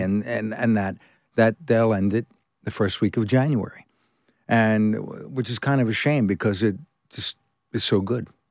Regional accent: New York City, New York, United States; moved away as an adult; also born or lived in California / England; I was born in New York, Brooklyn, and I trained in New York at the academy

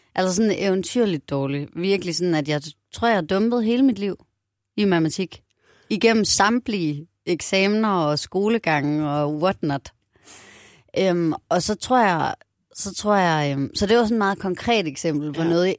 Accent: Aarhus, Central Denmark Region, Denmark; Jeg er vokset op i Aarhus, og min familie er fra faktisk all over. Nogen fra Nordjylland, nogen fra øh, København. Og så flyttede min mor til Aarhus, da jeg var seks.

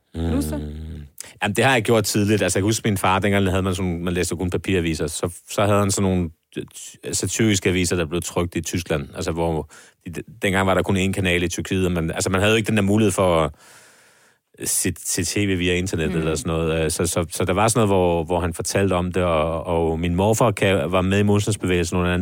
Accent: Copenhagen, Capital Region of Denmark, Denmark; min barndom på Nørrebro

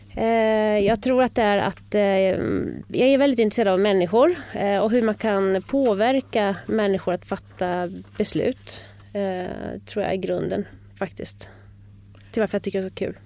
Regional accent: Bergslagen, Sweden; moved away as an adult; now in Stockholm, Sweden; Jag är uppväxt i Bergslagen eh, och kom hit till Stockholm

